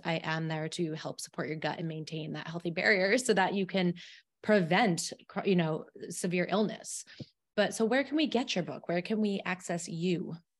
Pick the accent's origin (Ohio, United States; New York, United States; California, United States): New York, United States; Albany; I'm from Albany, uh, in New York, not, not the city, but I get the hinge of that out when I say coffee to people